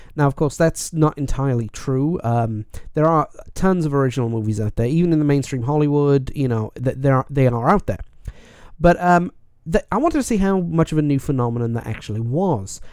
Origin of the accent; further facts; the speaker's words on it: Wales, United Kingdom; being Welsh